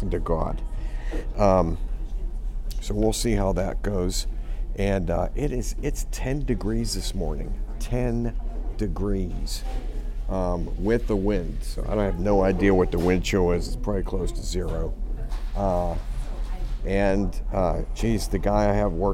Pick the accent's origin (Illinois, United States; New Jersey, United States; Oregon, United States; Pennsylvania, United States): Pennsylvania, United States; Pittsburgh; I'm from Pittsburgh